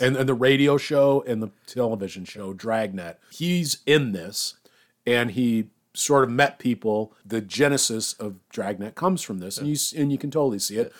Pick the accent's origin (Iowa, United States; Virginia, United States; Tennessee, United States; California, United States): Iowa, United States; moved away; I'm from Iowa